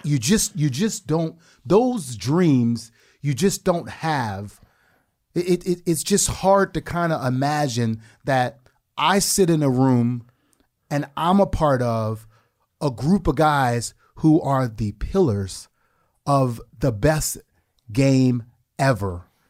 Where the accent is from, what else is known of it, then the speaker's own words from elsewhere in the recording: New Orleans, Louisiana, United States; moved away; I came from the Desire Projects in the Ninth Ward of New Orleans.